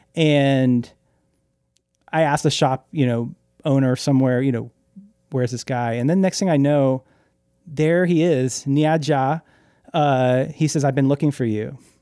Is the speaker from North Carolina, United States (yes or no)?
yes; Winston-Salem, North Carolina, United States; moved away as an adult; also born or lived in Hartford, Connecticut / Boston, Massachusetts / Portland; now in Nashville, United States; born in Hartford, lived in, um, Boston until I was about four, and then my family moved to the South, moved to, uh, North Carolina, Winston-Salem, North Carolina, and I grew up there